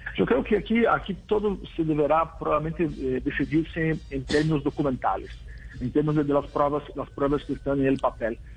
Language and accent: Spanish; Brazil; Spanish is a second language; yo soy brasileño